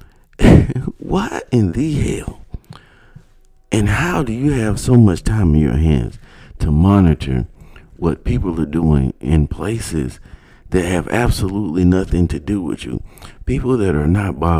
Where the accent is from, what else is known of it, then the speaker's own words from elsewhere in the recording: United States; as an American